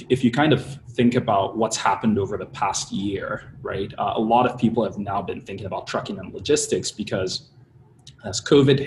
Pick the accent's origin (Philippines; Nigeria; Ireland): Nigeria; moved away as an adult; also born or lived in Pennsylvania, United States / Baltimore, United States; now in Bay Area, United States; I was born and raised in Nigeria, moved out to the States 13 and a half years ago for college